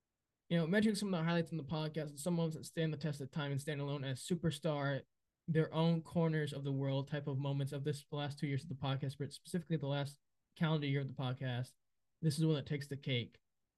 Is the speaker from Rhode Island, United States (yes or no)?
yes; Rhode Island, United States; growing up in Rhode Island, it's not like a city such as New York City or LA or now Austin, where celebrities are going to, or maybe even Miami, where you can walk around town and you can randomly see celebrities every day.